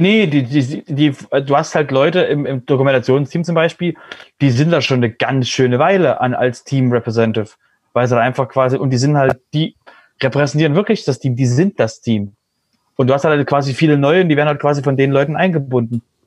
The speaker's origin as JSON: {"language": "German", "country": "Germany", "said": "wir als Deutsche"}